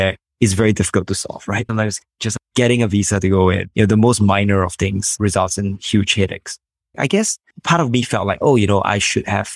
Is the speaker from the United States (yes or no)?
no; Singapore; I'm from Singapore